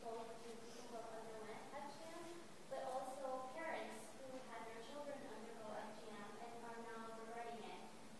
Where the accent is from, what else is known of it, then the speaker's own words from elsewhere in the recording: Boston, Massachusetts, United States; I come from Boston.